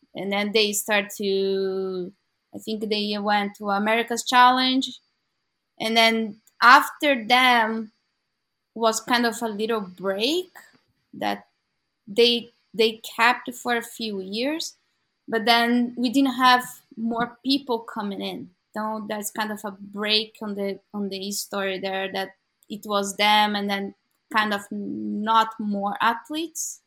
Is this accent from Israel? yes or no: no; São Paulo, Brazil; moved away as an adult; now in Vancouver, Canada; I was born in São Paulo, in Brazil